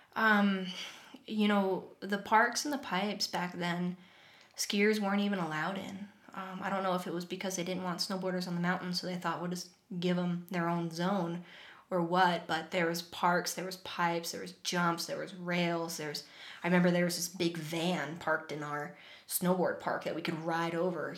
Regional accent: Vermont, United States; that was my life growing up. I grew up upstairs from a pizza place

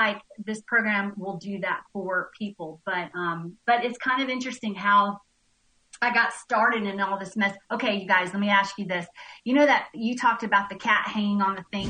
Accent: Nashville, Tennessee, United States; also born or lived in Tampa, Florida; now in Bishop, Georgia, United States; I'm from Nashville, Tennessee.

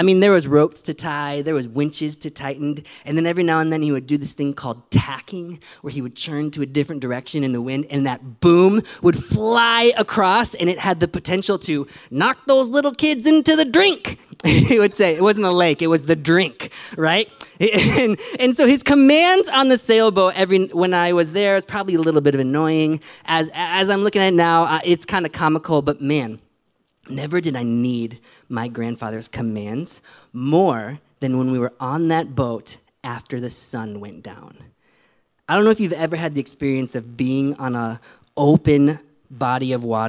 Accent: Michigan, United States; I grew up in Michigan in the Midwest.

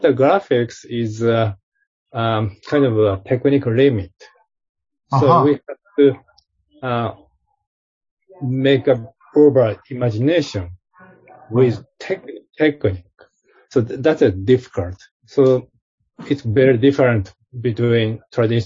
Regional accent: Japan; moved away as an adult; also born or lived in Los Angeles; I was born in Japan

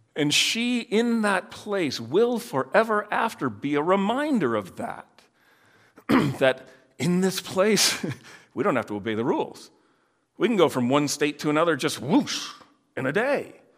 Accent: Netherlands; moved away; I grew up in Holland

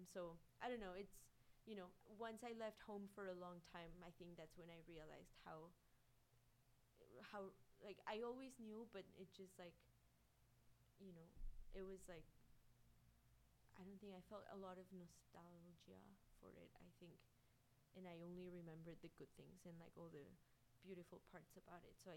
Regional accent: Guanajuato, Mexico; guanajuato like my hometown is like one of my favorite places in the world

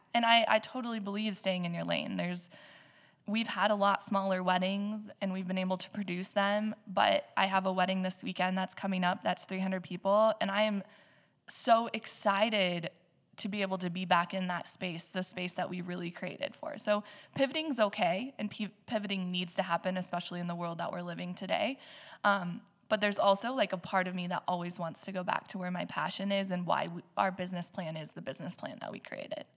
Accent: Nebraska, United States; now in Black Hills, South Dakota, United States; I am originally from Shatter, Nebraska, but the hills have always been a part of my life

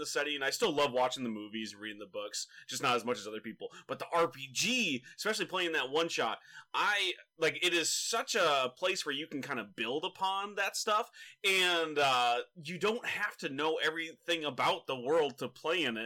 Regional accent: Michigan, United States; I grew up in Michigan

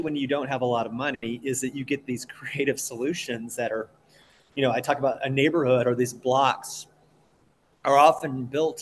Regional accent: Oklahoma, United States; I come from Oklahoma

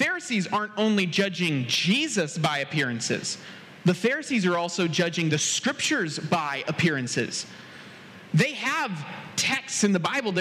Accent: United States; I'm definitely from America.

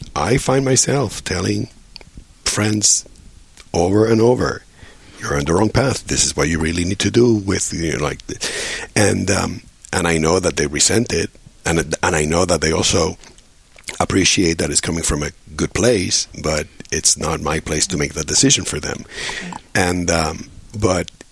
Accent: Puerto Rico; moved away as an adult; also born or lived in New York; I grew up in Puerto Rico

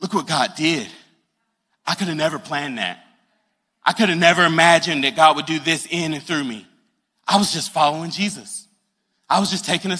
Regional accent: Greenwood, South Carolina, United States; moved away as an adult; now in Charleston, United States; I'm from the upstate. I'm from Greenwood, small town

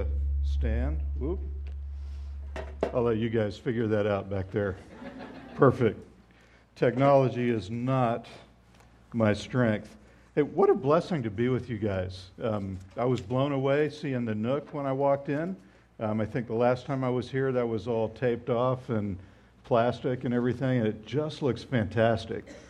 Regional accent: Southwest Florida, United States; I grew up in Southwest Florida, but my parents were Midwesterners

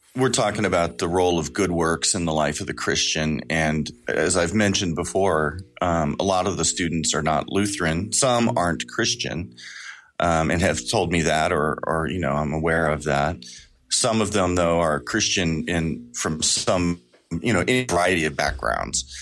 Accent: Kansas City, Missouri, United States; I'm from Kansas City, Missouri

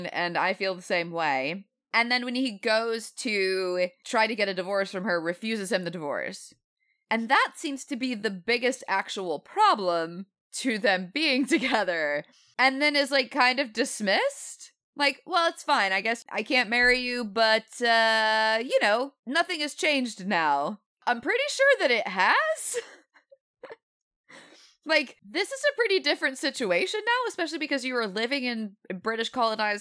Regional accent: the South, United States; growing up in the South

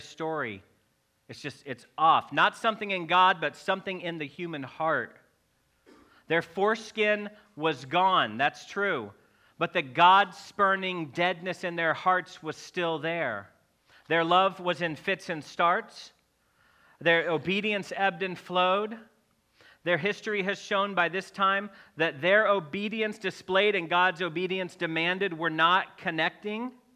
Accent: Missouri, United States; I'm from Missouri

